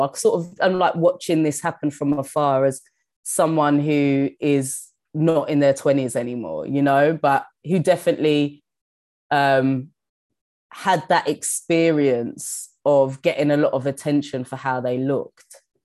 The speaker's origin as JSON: {"language": "English", "region": "London", "country": "United Kingdom", "also_born_or_lived": "New York", "moved": "as an adult", "said": "I've always felt like such a Londoner"}